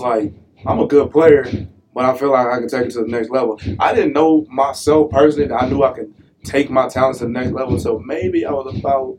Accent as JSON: {"language": "English", "town": "New Orleans", "region": "Louisiana", "country": "United States", "said": "I ain't from no foreign country. I'm from New Orleans, Louisiana, 504 in the building"}